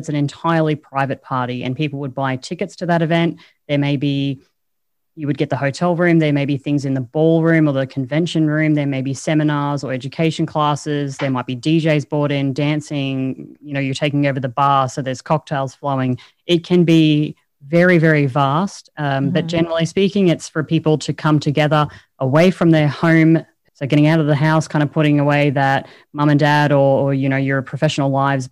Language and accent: English; Australia; I speak English poorly, you know, I'm Australian.